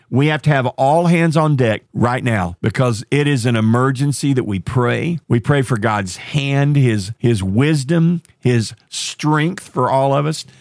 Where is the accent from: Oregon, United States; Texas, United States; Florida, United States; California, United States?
Texas, United States; Marshall; my hometown, a little town called Marshall, Texas